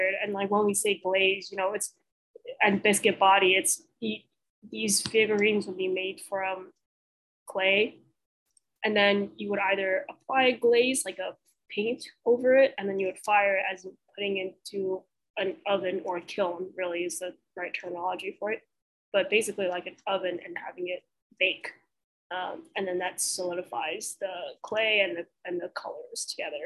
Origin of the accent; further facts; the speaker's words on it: Deep South, United States; we're from the Deep South. People have biblical paintings in their homes. We're in the Bible Belt here.